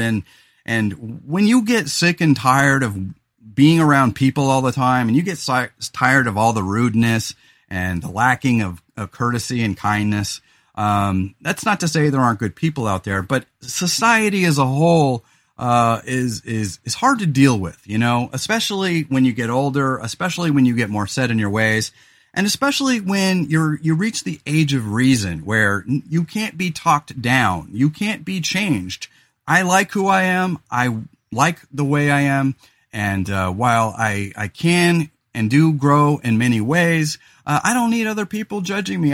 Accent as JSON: {"language": "English", "region": "California", "country": "United States", "also_born_or_lived": "Central Coast, California", "moved": "yes", "lives_now": "Oregon, United States", "said": "I'm from California"}